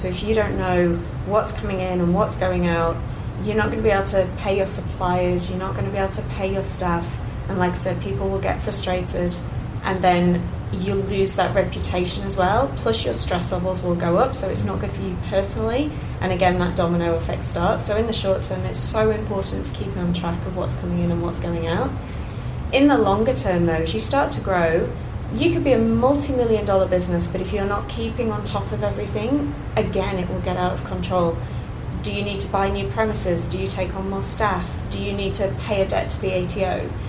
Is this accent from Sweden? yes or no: no; England, United Kingdom; I think my plan B, when I came over here from England, my plan B was, what if I can't be an accountant?